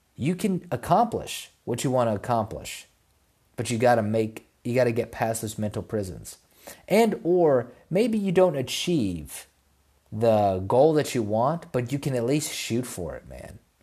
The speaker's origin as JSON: {"language": "English", "country": "United States", "tie": "born or raised there", "said": "I was born in America"}